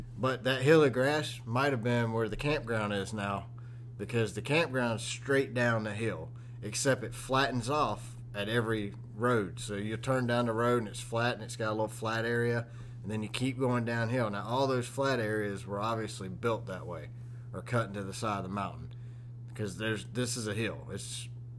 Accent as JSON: {"language": "English", "town": "Atlanta", "region": "Georgia", "country": "United States", "moved": "yes", "lives_now": "Texas, United States", "said": "I'm from Atlanta, too"}